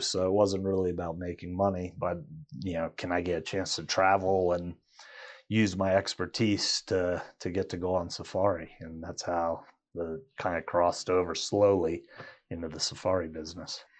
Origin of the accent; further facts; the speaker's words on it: Washington, District of Columbia, United States; moved away as an adult; now in Colorado, United States; Growing up in Washington, D C area